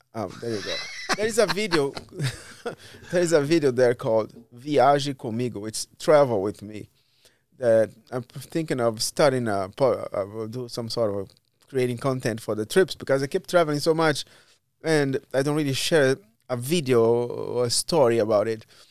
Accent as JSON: {"language": "English", "country": "Brazil", "also_born_or_lived": "Miami / Spain / Portugal / São Paulo", "moved": "as an adult", "lives_now": "Cleveland, United States", "said": "I left Brazil, because of the government"}